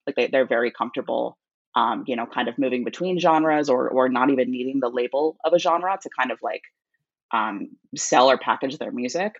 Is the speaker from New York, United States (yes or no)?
yes; New York area, United States; I'm from the New York area.